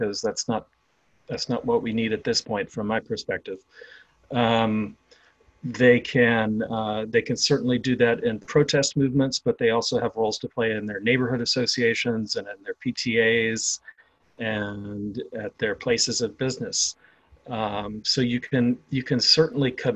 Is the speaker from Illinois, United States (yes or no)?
no; Atlanta, Georgia, United States; moved away; also born or lived in Louisiana; I was born in Louisiana, raised in Georgia in the 1970s and 1980s